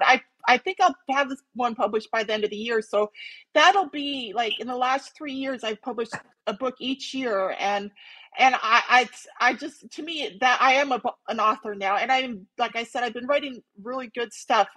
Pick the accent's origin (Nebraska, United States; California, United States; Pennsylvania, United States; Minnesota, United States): Minnesota, United States; moved away as an adult; also born or lived in Montana / Missoula, Montana; now in Phoenix, United States; I was originally from Minnesota